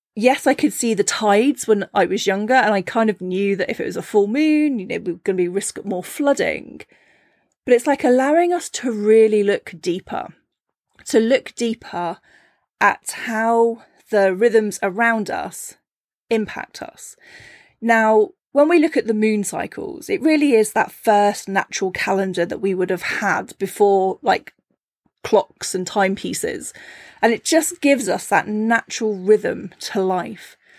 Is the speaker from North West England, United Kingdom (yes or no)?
no; Cornwall, South West England, United Kingdom; I grew up in Cornwall, a very small fishing village